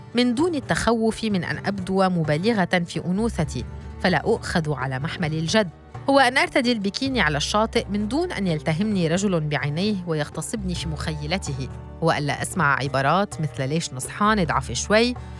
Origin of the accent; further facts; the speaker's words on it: Baalbek, Baalbek-Hermel, Lebanon; also born or lived in Zahle; فأنا كامرأة سوية ولبنانية من بعلبك